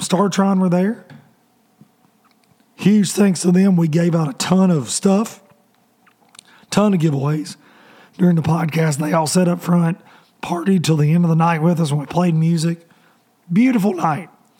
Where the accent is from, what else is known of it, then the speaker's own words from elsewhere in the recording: Tennessee, United States; I'm a redneck from Tennessee